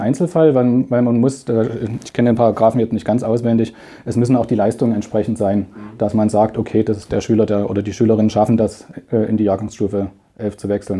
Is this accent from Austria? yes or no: no; Germany; als Deutscher